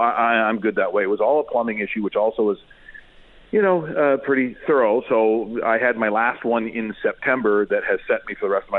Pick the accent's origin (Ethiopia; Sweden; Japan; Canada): Canada; Ontario; also born or lived in Calgary, Alberta; I obviously born and raised in Ontario and worked the majority of my life, except for those 6.5 years in Calgary.